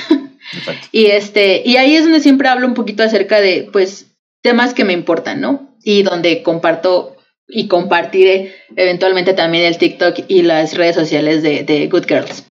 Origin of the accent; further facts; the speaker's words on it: Mexico; vivimos las dos en México, somos mexicanas